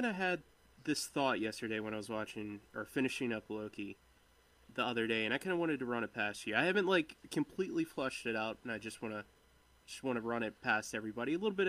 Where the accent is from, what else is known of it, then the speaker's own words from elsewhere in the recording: Ireland; Okay. Well, I'm Irish.